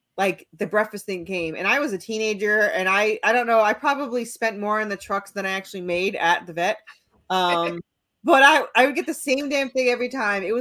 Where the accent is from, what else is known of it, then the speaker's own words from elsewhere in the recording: New York, United States; I'm from New York. So, I was used to going to the city